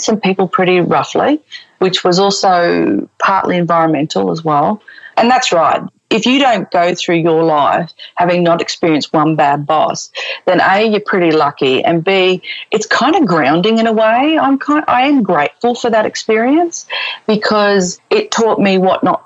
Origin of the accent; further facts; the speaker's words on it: Brisbane, Queensland, Australia; moved away as an adult; also born or lived in United Arab Emirates / Melbourne; now in Sydney, Australia; we're both originally from Brisbane